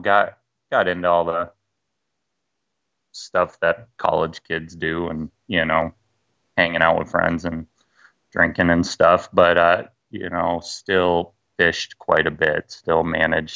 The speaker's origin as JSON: {"language": "English", "region": "Michigan", "country": "United States", "tie": "born or raised there", "moved": "as an adult", "lives_now": "Washington, United States", "said": "I grew up in Michigan, so Great Lakes fishing"}